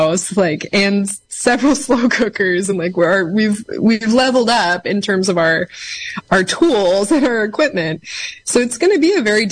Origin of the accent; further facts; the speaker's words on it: Mendocino Coast, California, United States; moved away as an adult; also born or lived in Portland, Oregon; I'm from the Mendocino Coast originally, but I'd left to go to college